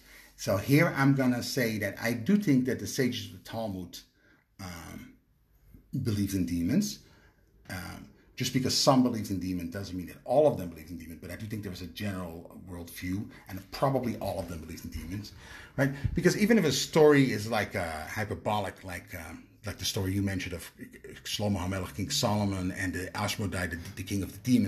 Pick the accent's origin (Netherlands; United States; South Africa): Netherlands; moved away; I'm from Holland